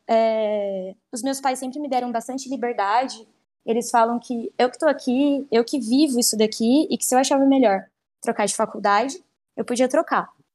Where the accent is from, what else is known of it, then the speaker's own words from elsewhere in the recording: São Paulo, Brazil; moved away as an adult; now in Paraguay; eu sou de São Paulo, capital